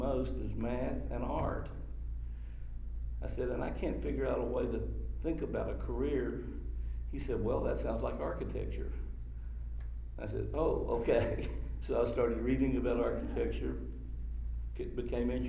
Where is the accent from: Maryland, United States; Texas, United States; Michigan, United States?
Texas, United States; Austin; also born or lived in Washington, D.C.; I grew up in Austin. We got back here as soon as my dad could get back after the war